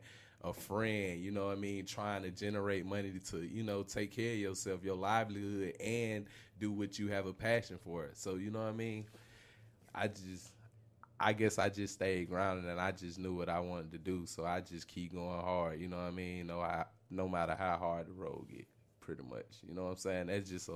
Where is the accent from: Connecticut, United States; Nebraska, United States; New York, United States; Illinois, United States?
Illinois, United States; Chicago; I'm from the Dell. You know what I'm saying? I originated from Chicago. I moved down.